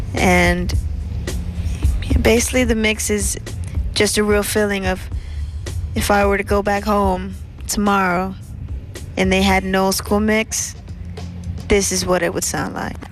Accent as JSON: {"language": "English", "town": "Washington", "region": "District of Columbia", "country": "United States", "tie": "born or raised there", "moved": "as an adult", "lives_now": "New York, United States", "said": "I'm originally from the Washington, D.C. area"}